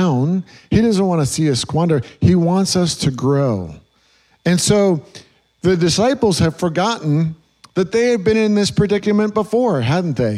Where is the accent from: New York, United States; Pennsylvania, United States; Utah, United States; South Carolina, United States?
New York, United States; moved away; I grew up in New York